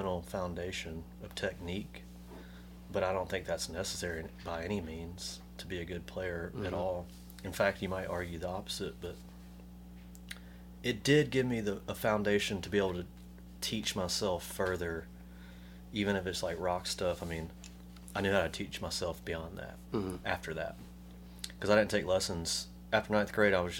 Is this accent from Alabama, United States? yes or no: yes; Montgomery, Alabama, United States; moved away as an adult; also born or lived in Tuscaloosa; now in Birmingham, United States; I grew up in Montgomery. You know, born and raised